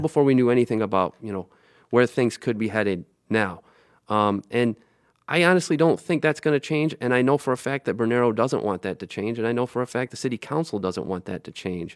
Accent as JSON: {"language": "English", "town": "Lansing", "region": "Michigan", "country": "United States", "tie": "born or raised there", "said": "I grew up in Lansing"}